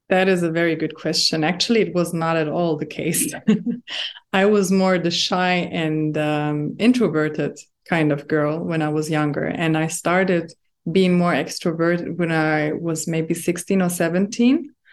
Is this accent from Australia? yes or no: no; Germany; now in Dubai, United Arab Emirates; I was born and raised in Germany, but my background is Moroccan